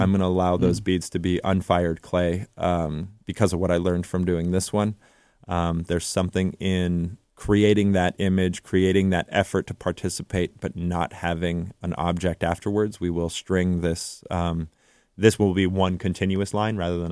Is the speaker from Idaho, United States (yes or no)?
no; North Dakota, United States; also born or lived in Fort Berthold, North Dakota / Standing Rock Reservation; now in New Mexico, United States; I grew up in North Dakota, I have culturally closer ties to the communities here than I do to the communities in New Mexico, where I live today